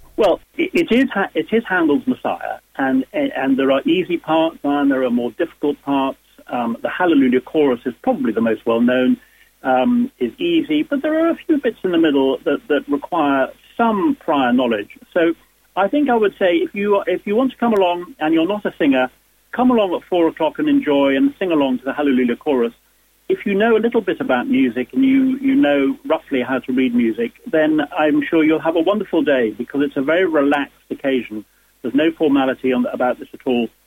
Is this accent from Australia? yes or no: no; Dublin, Leinster, Ireland; moved away; I was born in Dublin myself